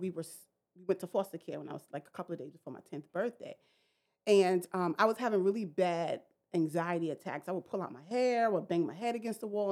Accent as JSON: {"language": "English", "town": "New York City", "region": "New York", "country": "United States", "tie": "born or raised there", "said": "I grew up in Brooklyn, New York."}